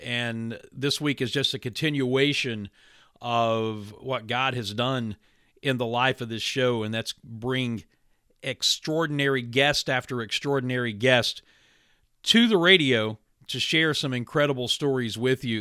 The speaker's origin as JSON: {"language": "English", "region": "West Virginia", "country": "United States", "tie": "born or raised there", "said": "being a preacher's son in a small town growing up in West Virginia, like I did"}